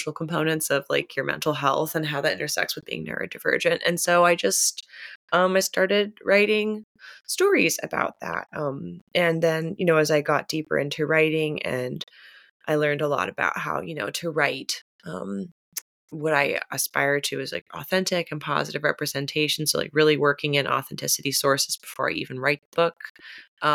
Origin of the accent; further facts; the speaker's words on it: Pittsburgh, Pennsylvania, United States; also born or lived in St. Louis, Missouri; I am from Pittsburgh, though I spent a lot of my childhood in St. Louis, Missouri